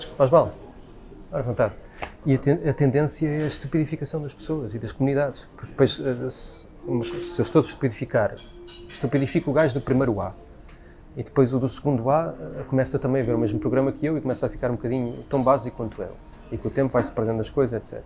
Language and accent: Portuguese; Portugal